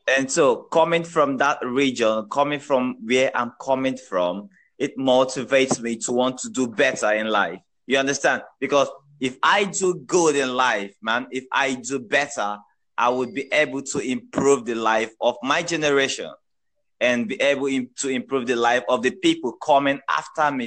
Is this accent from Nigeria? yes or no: yes; Nigeria; I'm a Nigerian.